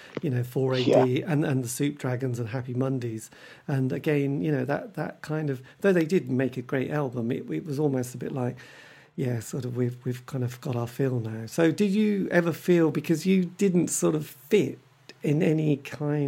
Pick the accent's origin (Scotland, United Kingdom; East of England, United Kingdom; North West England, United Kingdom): East of England, United Kingdom; Norwich; we're from Norwich